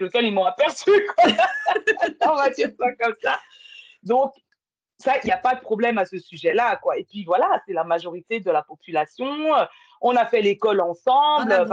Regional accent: Val-d'Oise, Île-de-France, France; also born or lived in Paris; je suis née en France, tu vois, ah ben euh, née à Paris, j'ai grandi euh, dans le 95

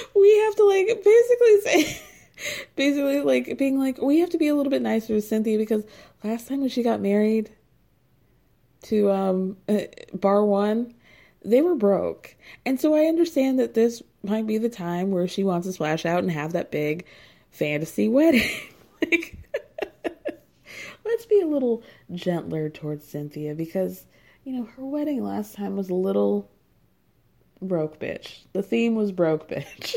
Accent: Georgia, United States; I grew up in Georgia.

